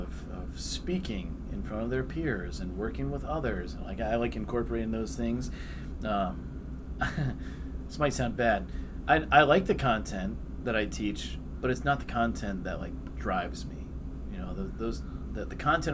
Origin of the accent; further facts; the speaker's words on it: Columbus, Ohio, United States; moved away as an adult; also born or lived in Miami University (Oxford, Ohio); I'm originally from Columbus, so I was a big Ohio State fan